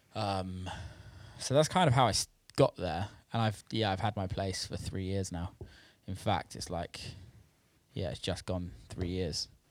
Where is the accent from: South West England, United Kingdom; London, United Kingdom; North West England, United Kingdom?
South West England, United Kingdom; Bristol; moved away as an adult; also born or lived in Detroit / Los Angeles; growing up in Bristol